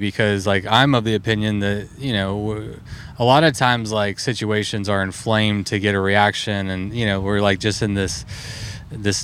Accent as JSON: {"language": "English", "region": "Texas", "country": "United States", "tie": "born or raised there", "said": "I grew up in Texas"}